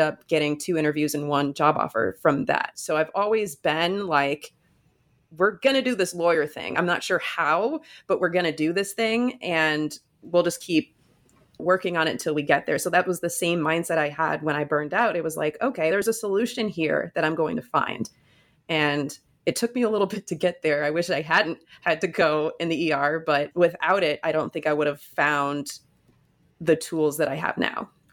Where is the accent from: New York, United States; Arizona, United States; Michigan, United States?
Michigan, United States; moved away as an adult; now in New Jersey, United States; I grew up in Michigan and I went to school